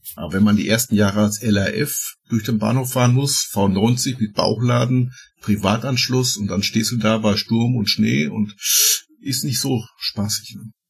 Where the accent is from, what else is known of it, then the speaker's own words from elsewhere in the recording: Ruhr area, North Rhine-Westphalia, Germany; bei uns im Ruhrgebiet